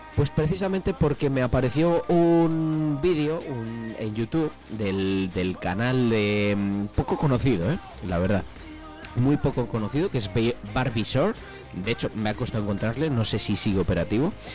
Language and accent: Spanish; Palencia, Castile and León, Spain; yo de Palencia